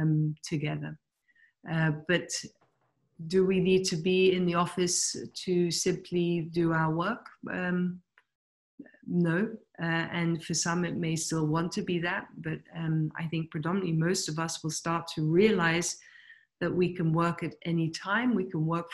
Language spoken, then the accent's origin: English; England, United Kingdom; also born or lived in Pakistan / New Delhi / Germany; I was born in Pakistan and then moved to London, or to England rather, at the age of 3.